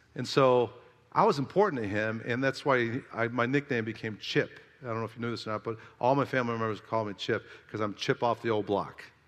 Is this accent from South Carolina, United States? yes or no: yes; South Carolina, United States; I'm from South Kakalaki